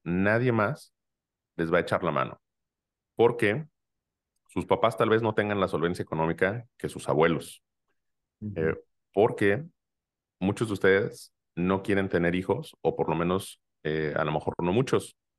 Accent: Mexico; toda esa idiosincrasia que, tenemos como, em, como, como mexicanos

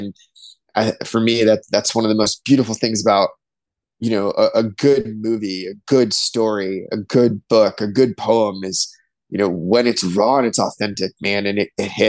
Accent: East Coast, United States; now in near Lake Michigan, United States; growing up on the East Coast, the ocean was always a draw for me

